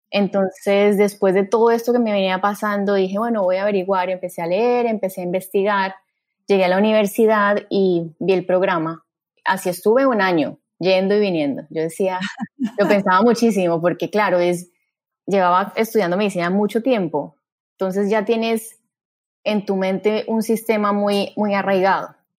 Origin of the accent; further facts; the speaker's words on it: Cali, Valle del Cauca, Colombia; moved away as an adult; also born or lived in Bogotá, Colombia; now in Miami, United States; yo soy caleña, estoy aquí en Miami hace ya casi nueve años, estudié medicina y cirugía general en Cali